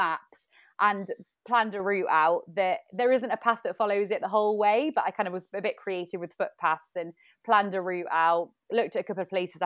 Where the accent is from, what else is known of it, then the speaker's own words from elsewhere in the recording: Staffordshire, West Midlands, United Kingdom; moved away as an adult; also born or lived in London; I kind of moved back to stay with my parents back where I grew up in Staffordshire.